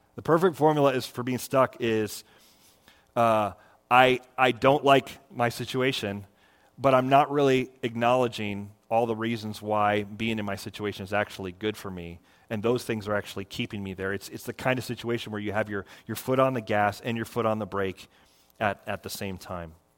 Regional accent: Florida, United States; I grew up in Florida

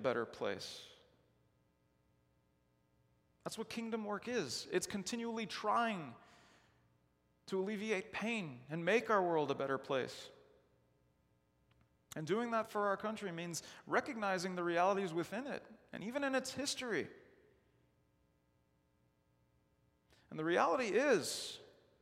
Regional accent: Chicago, Illinois, United States; I grew up in Chicago

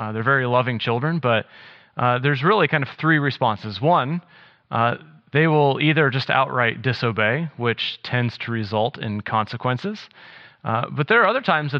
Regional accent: South Carolina, United States; moved away as an adult; also born or lived in Wisconsin; I grew up in South Carolina

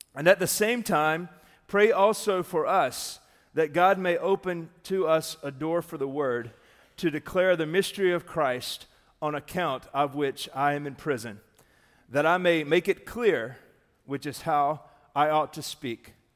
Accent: Darlington, South Carolina, United States; also born or lived in Mooresville, North Carolina; now in Daytona, United States; that's where my hometown is, very near Darlington.

